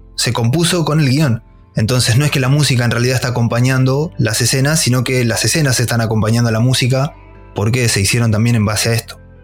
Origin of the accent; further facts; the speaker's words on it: La Pampa, Argentina; yo soy de La Pampa, bien el interior, un pueblito totalmente random.